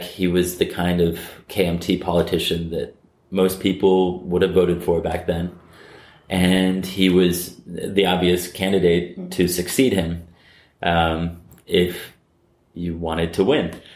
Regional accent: United States; I'm American.

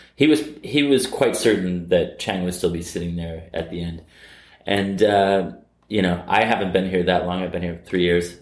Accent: United States; I'm American.

